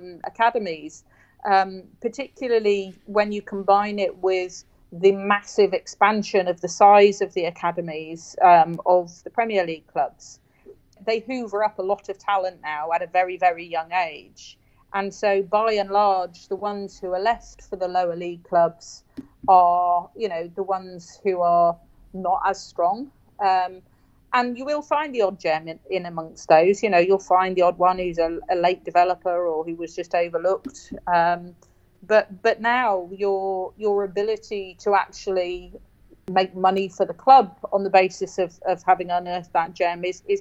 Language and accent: English; Newcastle upon Tyne, North East England, United Kingdom; now in Wirral, United Kingdom; I was brought up for part of my life in Newcastle